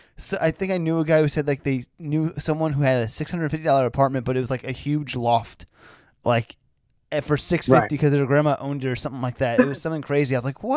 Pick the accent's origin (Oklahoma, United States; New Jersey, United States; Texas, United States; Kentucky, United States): New Jersey, United States; Sayreville; I'm from the hometown of … Central Jersey. Sayreville, New Jersey, which is in Central Jersey. Right. So I'm like, I live 20 minutes from Rutgers, New Brunswick.